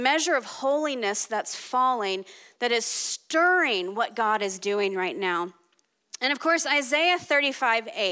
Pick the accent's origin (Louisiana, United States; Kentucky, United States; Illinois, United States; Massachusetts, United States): Louisiana, United States; New Orleans; I grew up in New Orleans, born and raised